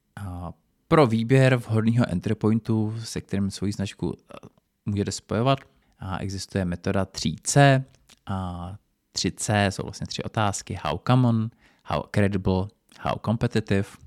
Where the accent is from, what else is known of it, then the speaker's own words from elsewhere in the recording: Czechia; tady u nás v Čechách